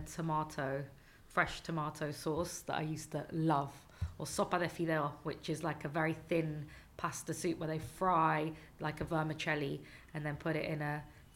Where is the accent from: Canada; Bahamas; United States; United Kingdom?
United Kingdom; London; my mother is Mexican and my father was English, so I grew up in London